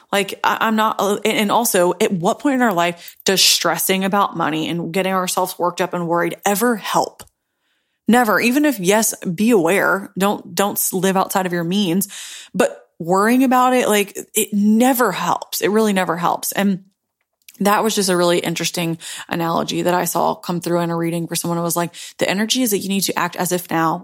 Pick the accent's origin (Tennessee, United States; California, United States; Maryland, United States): Tennessee, United States; Memphis; a basic broke girl from Tennessee, Memphis